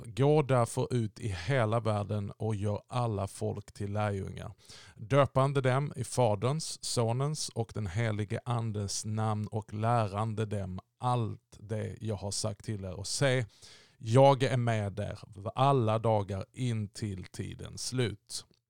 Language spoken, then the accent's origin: Swedish; Sweden; vi i Sverige